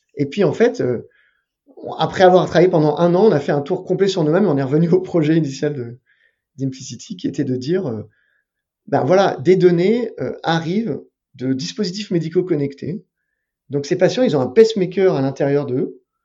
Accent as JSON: {"language": "French", "town": "Paris", "region": "Île-de-France", "country": "France", "tie": "born or raised there", "said": "J'étais en terminale dans un lycée parisien parce que j'ai grandi à Paris"}